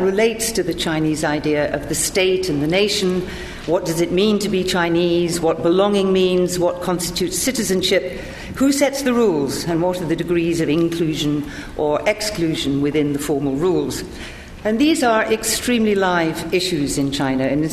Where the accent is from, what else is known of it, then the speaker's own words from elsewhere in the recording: Scotland, United Kingdom; I speak as a Scot